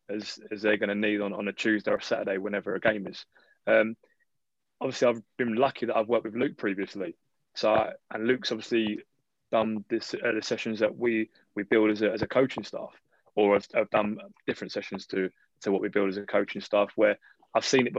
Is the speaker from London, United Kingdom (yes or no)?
yes; London, United Kingdom; also born or lived in Taiwan; I'm born and bred in London